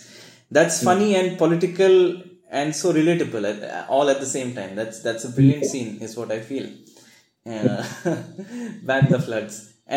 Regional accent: Assam, India; Growing up in Assam

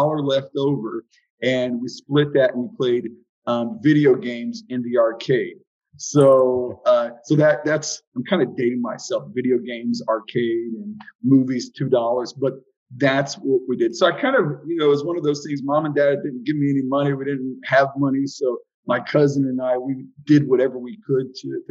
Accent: Southwest Florida, United States; also born or lived in Dayton, Ohio; came down to sunny Southwest Florida when I was about 4 years old and grew up here as a child

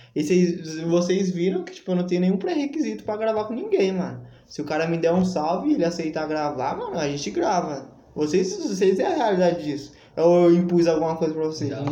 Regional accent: São Paulo, Brazil; eu sou, eu sou fruto e cria do centro também

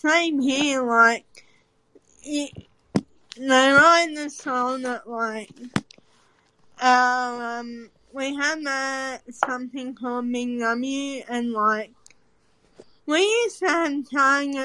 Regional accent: Australia; I'm from Australian

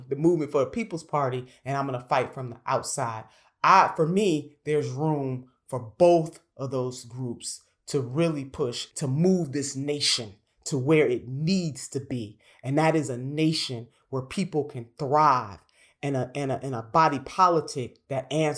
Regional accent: Ohio, United States; I am a member of the DNC from my home state of Ohio

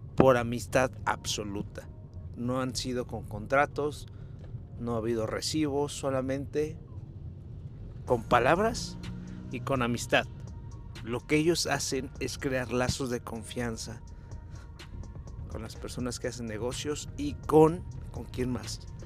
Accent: Mexico

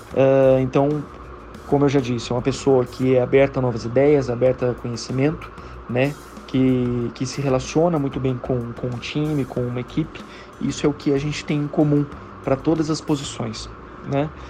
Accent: Campinas, São Paulo, Brazil; eu sou de Campinas, moro em Campinas também

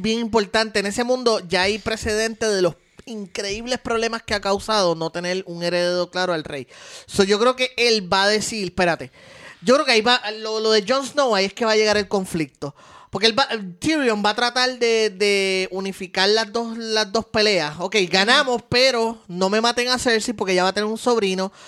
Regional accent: Puerto Rico; Estos somos boricuas

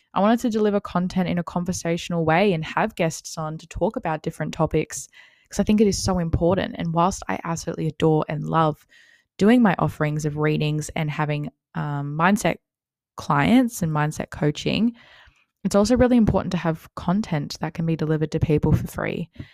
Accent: Wollongong, New South Wales, Australia; I'm twenty-one years old and I'm from Wollongong, New South Wales

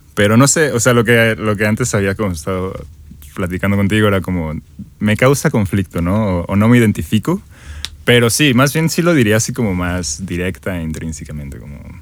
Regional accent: Mexico; Soy, soy un mexicano eh, de 25 años

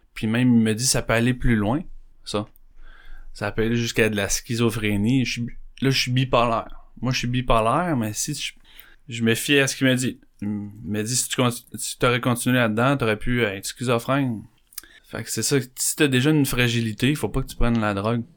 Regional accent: Candiac, Quebec, Canada; born or raised there; also born or lived in Montreal

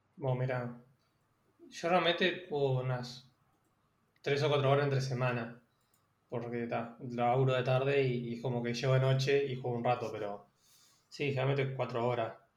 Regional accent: Uruguay; soy un uruguayo medio trucho porque no me gusta el mate

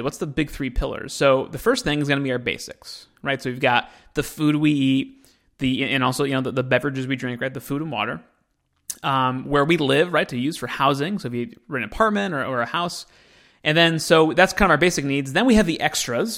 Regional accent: United States; I'm an American

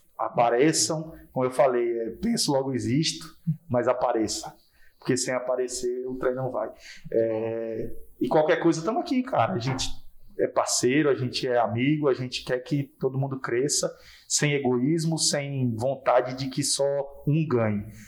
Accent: Porto Nacional, Tocantins, Brazil; eu sou daqui, sou, sou daqui de Porto Nacional

